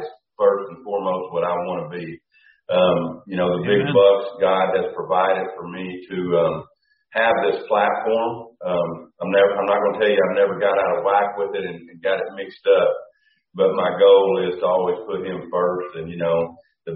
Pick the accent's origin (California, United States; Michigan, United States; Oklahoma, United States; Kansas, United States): Oklahoma, United States; central; we coon hunted when I was four, and we had a lot of good coons. But the deer, they were really around here in central Oklahoma